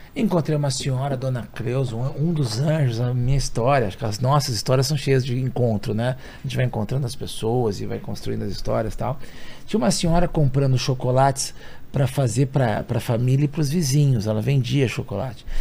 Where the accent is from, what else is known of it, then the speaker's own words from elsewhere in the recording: São Paulo, Brazil; eu nasci na Casa Verde, na Zona Norte de São Paulo